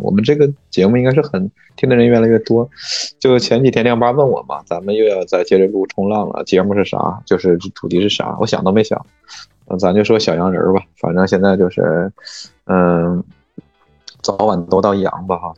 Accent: Mudanjiang, Heilongjiang, China; now in Beijing, China; 像我们牡丹江，比你们那儿体量还要小

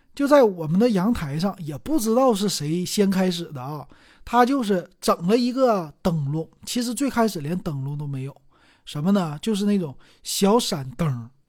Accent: Liaoning, China; 在我们辽宁这边儿，很多家家都是这样的

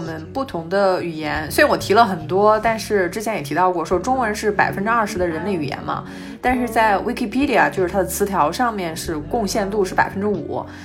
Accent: China; moved away as an adult; now in Spain; 就中国我们老是说啊

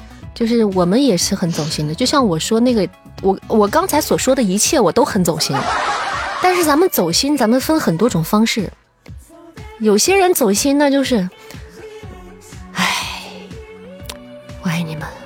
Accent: Xi'an, Shaanxi, China; 就是虽然我不是我是个土生土长的西安人，但是我也在这个环境下长大了。

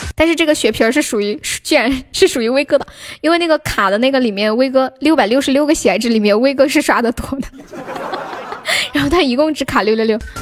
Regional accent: Sichuan, China; 我们四川人都长得可矮了

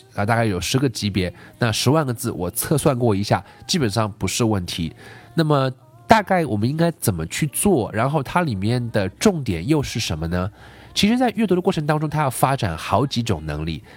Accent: China; 包括我们中国这个社会

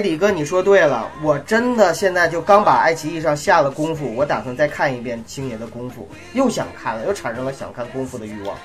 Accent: China; 我们中国人

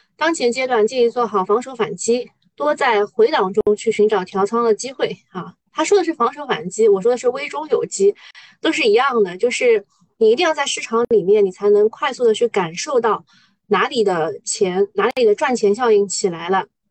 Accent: Shanghai, China; 做上海人

